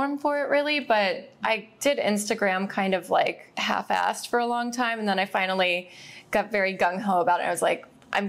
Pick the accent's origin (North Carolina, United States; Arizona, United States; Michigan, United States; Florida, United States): Florida, United States; Central; moved away as an adult; now in Los Angeles, United States; I grew up in Central Florida, so very much like the Bible Belt.